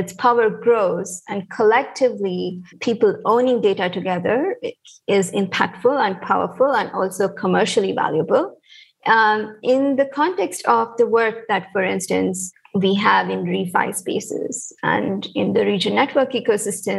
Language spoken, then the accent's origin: English; India; moved away as an adult; also born or lived in United States; I'm also from India